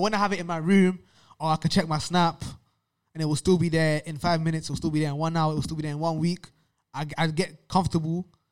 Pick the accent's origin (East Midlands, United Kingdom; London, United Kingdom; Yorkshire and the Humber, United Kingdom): London, United Kingdom; growing up in London